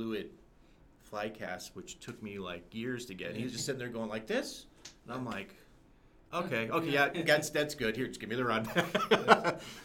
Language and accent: English; Southern California, United States; moved away; I grew up in Southern California